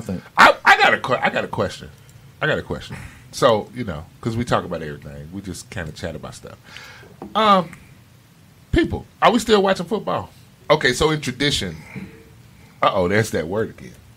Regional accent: Chicago, Illinois, United States; moved away as an adult; now in South Florida, United States; I was born and raised in Chicago. Yes, I lived there 18 years.

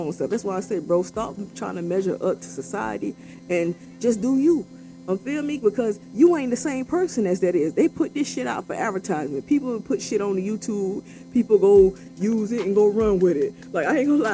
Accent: Florida, United States; I'm from Florida

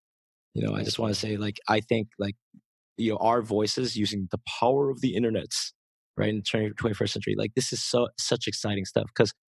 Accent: United States; born or raised there; now in Seoul, South Korea

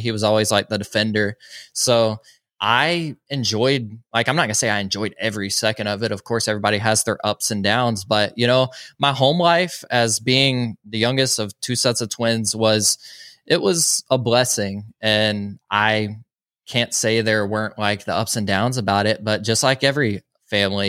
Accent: Social Circle, Georgia, United States; I grew up in a little town called Social Circle, Georgia

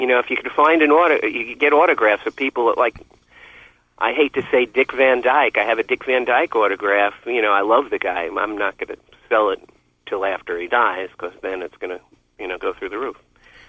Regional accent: Philippines; I'm pretty happy with being a Filipino Lolo and selling records out of my house.

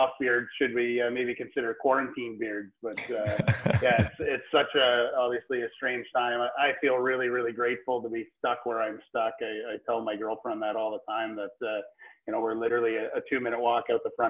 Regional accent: Ontario, Canada; moved away as an adult; now in Okanagan, British Columbia, Canada; I grew up in Ontario

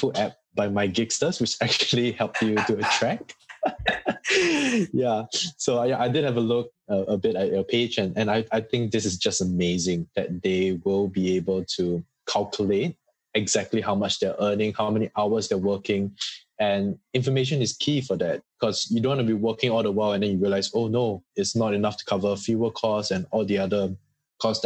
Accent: Singapore; now in Australia; I'm from Singapore

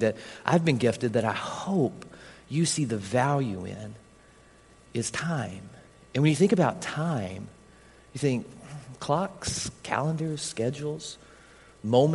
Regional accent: Harlan, United States; anybody from my hometown here? Anybody from Harlan

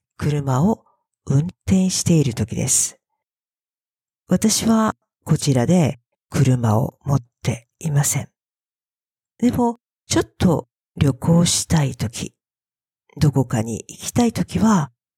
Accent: Fukuoka, Japan; moved away as an adult; now in Australia; 私の故郷は、故郷はホームタウンです。故郷は福岡というところです。

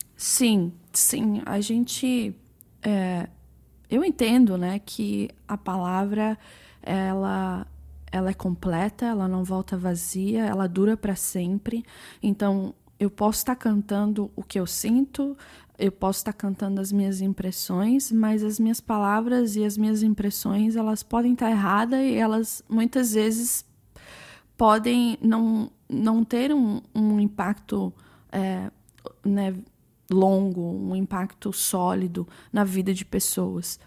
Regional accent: London, United Kingdom; moved away as an adult; also born or lived in Brazil / Kansas City, United States; eu nasci no Brasil, saí do Brasil com sete anos, é, morei na Inglaterra, em Londres, por 16 anos.

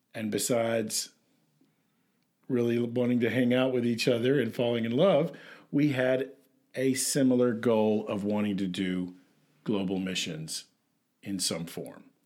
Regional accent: Tennessee, United States; I'm from Tennessee

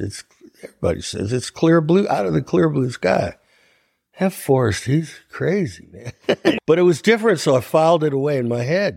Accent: Ohio, United States; I'm from Ohio

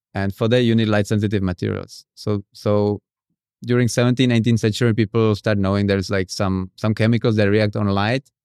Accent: Prague, Czechia; moved away as an adult; now in Indonesia; I'm from Czech Republic

